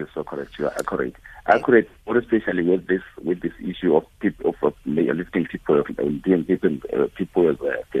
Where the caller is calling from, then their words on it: Durban, KwaZulu-Natal, South Africa; I'm calling from Durban